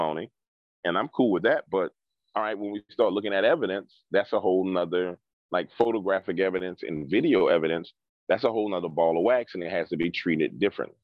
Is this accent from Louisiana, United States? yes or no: yes; New Orleans, Louisiana, United States; I grew up in New Orleans